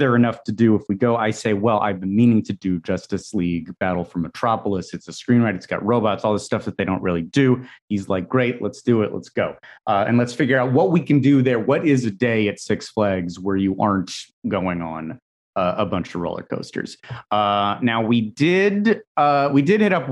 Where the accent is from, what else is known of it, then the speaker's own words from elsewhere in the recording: Los Angeles, California, United States; growing up in Los Angeles